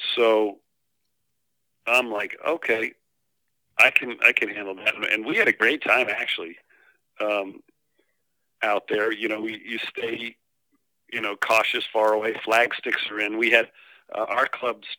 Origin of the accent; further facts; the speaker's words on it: Rhode Island, United States; Growing up in Rhode Island